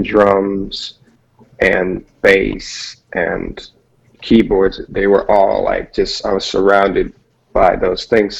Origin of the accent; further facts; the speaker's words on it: Michigan, United States; moved away as an adult; also born or lived in California; I'm originally from Michigan, and then I moved to California and in pursuit of a career in music.